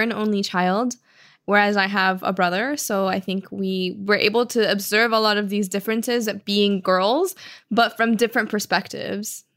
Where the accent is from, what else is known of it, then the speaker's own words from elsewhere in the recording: Miami, Florida, United States; also born or lived in Cuba; We were both born in Cuba and raised in Miami